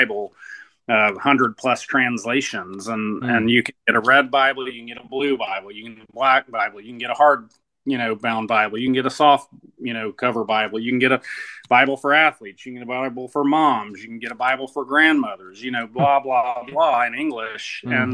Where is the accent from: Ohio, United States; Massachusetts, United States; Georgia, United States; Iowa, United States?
Georgia, United States; South; moved away; also born or lived in United Kingdom; I'm from South Georgia, about 15 minutes from the Florida border, and though I didn't, live there my whole life, I lived there a long time